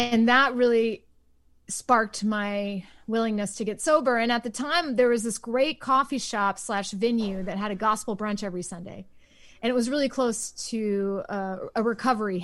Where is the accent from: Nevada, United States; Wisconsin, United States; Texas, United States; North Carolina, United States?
Texas, United States; Waco; I grew up in Waco